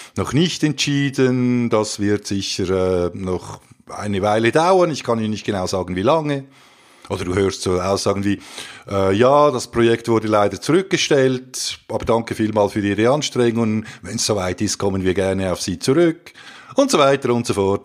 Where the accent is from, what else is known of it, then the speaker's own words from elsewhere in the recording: Switzerland; wir sind ja eben Schweizer